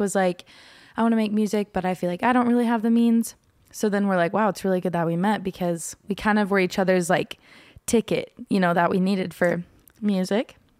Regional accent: Norman, Oklahoma, United States; now in Belding, Michigan, United States; I am from Norman, Oklahoma

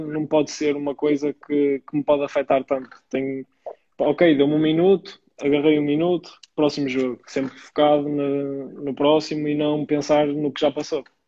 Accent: Maia, Porto District, Portugal; no clube da minha terra, o Maia

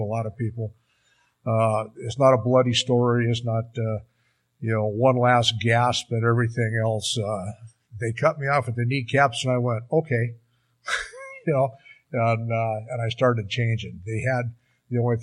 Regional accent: Seattle, Washington, United States; moved away as an adult; also born or lived in Alaska / Bandon, Oregon; now in Bend, United States; I come from the Seattle area

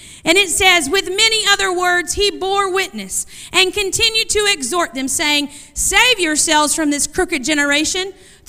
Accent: Vanceboro, North Carolina, United States; I'm not sure how hurricane you guys get, but I'm from Vanceboro, so we get the winds.

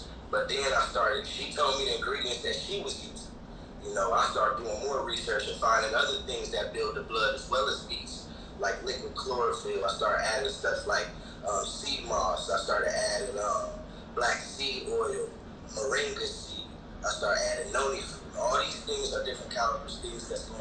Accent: Midwest, United States; growing up in the Midwest

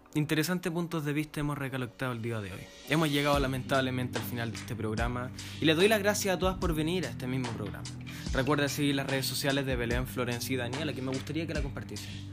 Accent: Chile; como chilenos

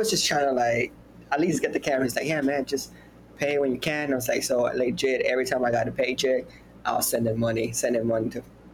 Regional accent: Houston, Texas, United States; I'm from Houston, Texas

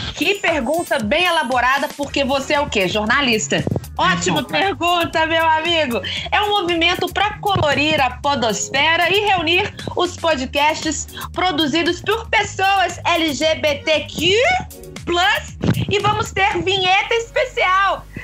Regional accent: Brazil; o nosso jeitinho brasileiro

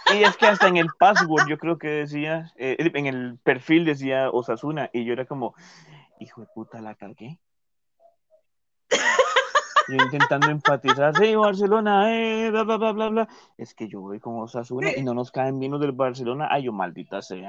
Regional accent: Costa Rica

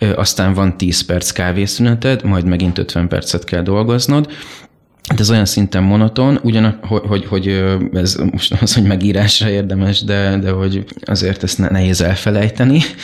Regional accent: Mosonmagyaróvár, Győr-Moson-Sopron, Hungary; moved away as an adult; now in Budapest, Hungary; én sokáig éltem egy kisvárosban, Moson-Magyaróváron, ami a szülővárosom is egyben

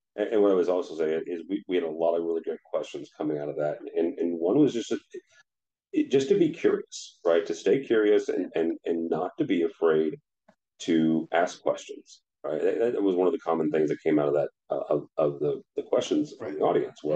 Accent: St. Louis, Missouri, United States; I grew up in St. Louis

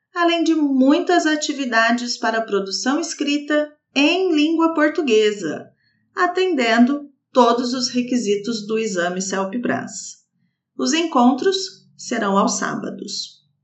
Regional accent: Brazil; sou brasileira

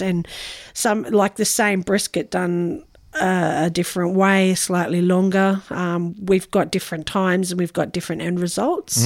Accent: Noosa, Queensland, Australia; we have a bit of family history here. I'm fifth generation Noosa

